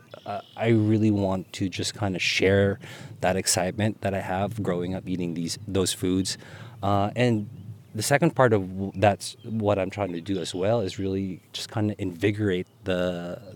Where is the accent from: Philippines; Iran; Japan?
Philippines; now in Pittsburgh, United States; I was born and raised in the Philippines, became an immigrant